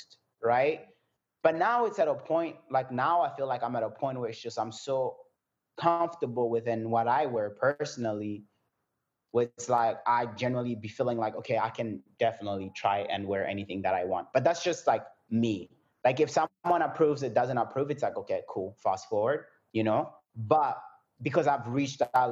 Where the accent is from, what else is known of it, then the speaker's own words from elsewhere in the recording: Burundi; moved away; also born or lived in France / South Africa; I was born in France. Then I moved out of France and I went back where I'm originally from, which is Burundi